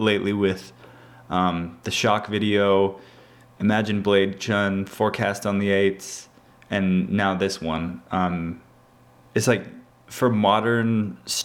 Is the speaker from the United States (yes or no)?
no; Canada; I'm from Canada